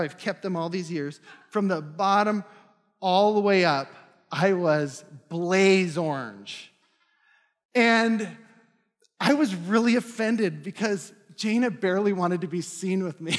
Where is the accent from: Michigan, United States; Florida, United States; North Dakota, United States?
North Dakota, United States; now in Minnesota, United States; I'm from North Dakota.